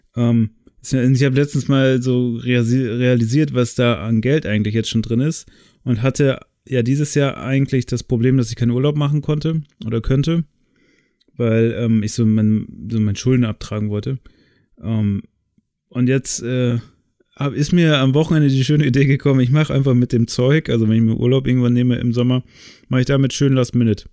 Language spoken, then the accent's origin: German; the area around Oldenburg, Lower Saxony, Germany; now in Cologne, Germany; wo ich herkomme